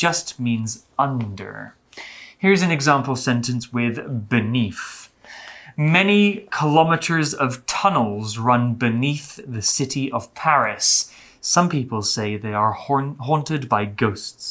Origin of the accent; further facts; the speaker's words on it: United Kingdom; In the UK, actually, in my hometown